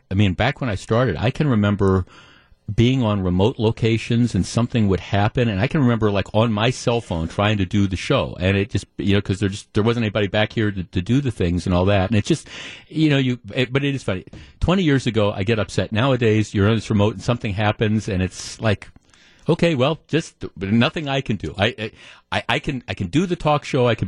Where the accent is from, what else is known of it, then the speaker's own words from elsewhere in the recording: Glendale, Wisconsin, United States; I grew up in Glendale and I mean, when we moved here, when I was like nine or 10 years old, we lived about, my parents lived about a mile from what Bayshore Shopping Center.